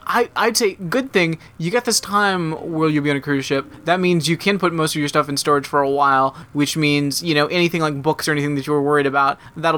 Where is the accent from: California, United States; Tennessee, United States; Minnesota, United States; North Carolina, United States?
Tennessee, United States; I grew up in Tennessee.